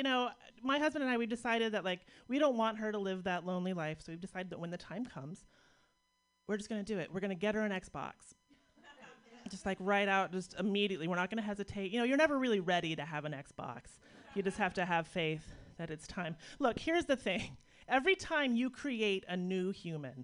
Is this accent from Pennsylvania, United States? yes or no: yes; Pittsburgh, Pennsylvania, United States; based on my hometown. It's a little bit of Pittsburgh education